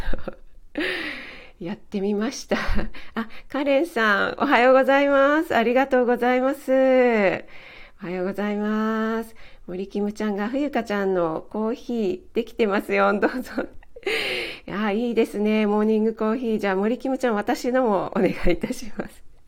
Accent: Kanagawa, Japan; 私も神奈川出身なので

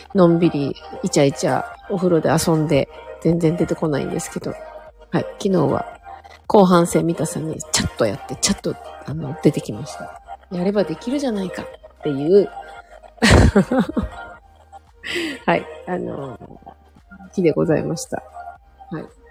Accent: Hokkaido, Japan; 私北海道出身なんですけど

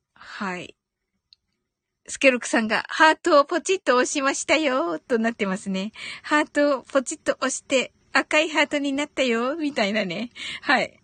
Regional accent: Kyushu, Japan; 九州人なんでね、発音がね

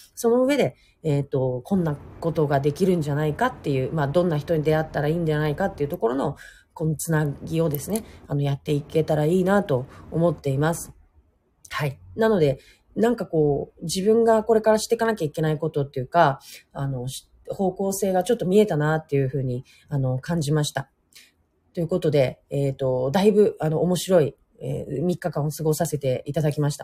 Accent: Hokkaido, Japan; now in Nagasaki, Japan; 北海道出身なので

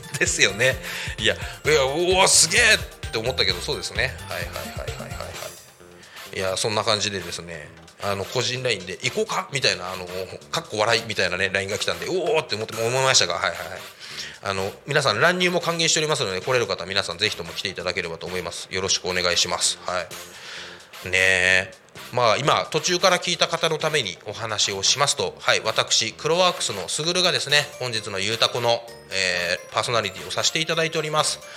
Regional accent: Saitama, Japan; moved away; ずっと埼玉県で生まれ育ったんですが

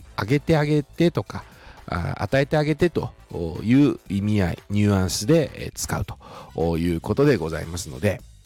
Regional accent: Shizuoka, Japan; accent: Shizuoka dialect; 静岡人としても嬉しいなというふうに思います

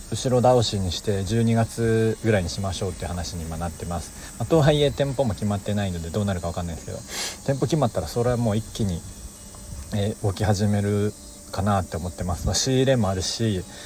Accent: Kobe, Hyogo, Japan; 僕も神戸なので

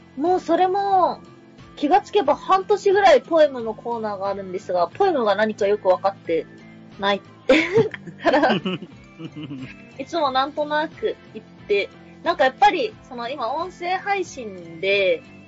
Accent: Kansai, Japan; 自分が、まあ、関西人なんで、一応。

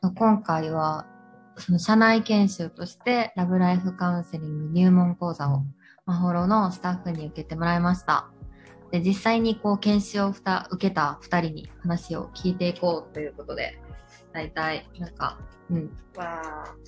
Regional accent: Kansai, Japan; accent: Kansai dialect; 私がすごく関西弁

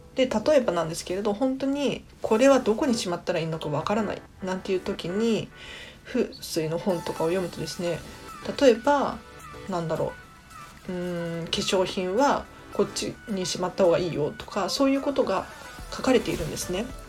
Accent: Tokyo, Japan; 私東京都民なので

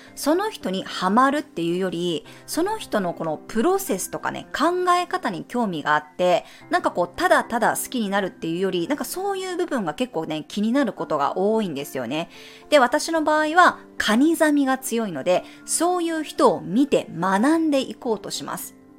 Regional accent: Japan; moved away as an adult; 日本で育ってる

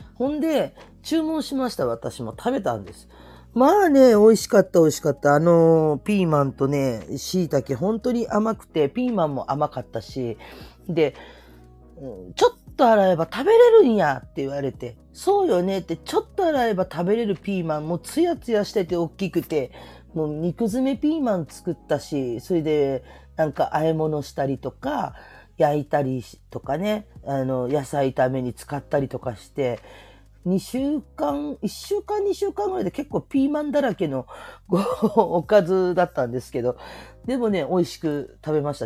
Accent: Kyushu, Japan; moved away; 私九州の出身で

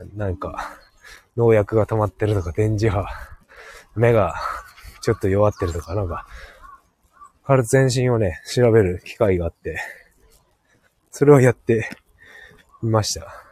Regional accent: Hokkaido, Japan; 北海道だからね

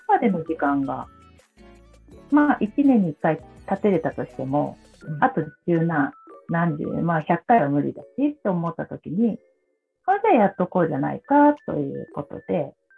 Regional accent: Gifu, Japan; 土がないところで生まれて育った

